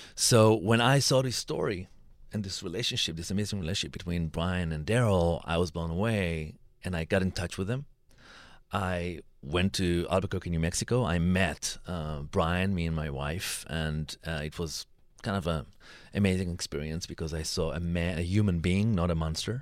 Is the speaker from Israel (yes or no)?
yes; Israel; I'm coming from Israel